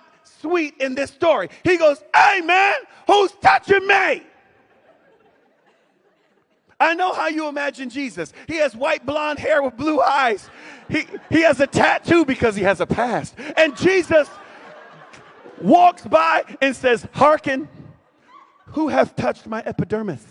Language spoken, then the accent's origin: English; Winston-Salem, North Carolina, United States; moved away; my hometown now, Winston-Salem, North Carolina